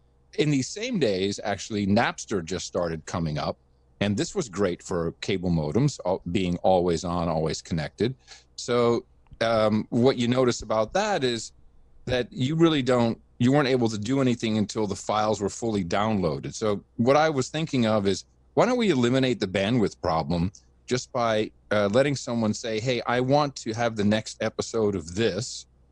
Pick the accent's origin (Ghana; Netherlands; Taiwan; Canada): Netherlands; Amsterdam, North Holland; also born or lived in United States; retired from the company just before 2000 and decided to move my family back to Amsterdam. Now, I grew up in Amsterdam, even though I'm an American.